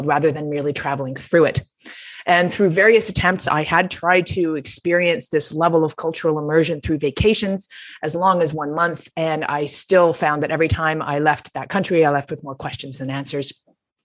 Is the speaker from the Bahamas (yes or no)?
no; Toronto, Ontario, Canada; moved away as an adult; I returned to my hometown of Toronto